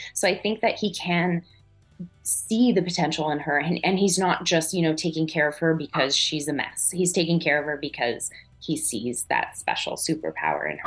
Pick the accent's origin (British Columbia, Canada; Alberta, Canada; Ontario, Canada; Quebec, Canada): Quebec, Canada; an hour south of Montreal; accent: French Canadian; moved away; I grew up an hour south of south of Montreal, which is very English French. Mm-hmm. I grew up with you know French Canadians all around me. I am a French Canadian, and my accent is my mom